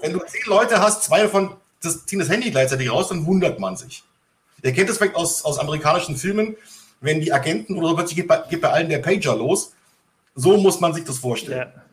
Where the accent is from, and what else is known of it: Bavaria, Germany; born or raised there